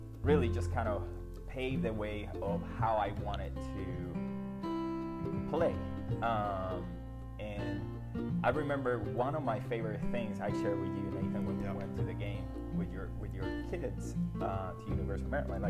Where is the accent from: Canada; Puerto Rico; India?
Puerto Rico; now in United States; I was born and raised in Puerto Rico